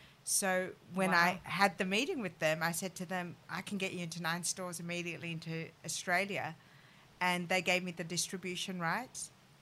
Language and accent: English; France; born there; the reason I moved to Paris is that I was born in France, and it had always been a dream of mine to go to Paris and go to the Sorbonne to study French.